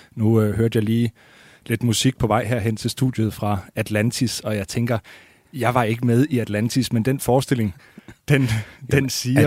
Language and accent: Danish; Skive, Central Denmark Region, Denmark; moved away; also born or lived in Copenhagen; Jeg er fra Skive, og, og, så det vil sige Limfjordslandet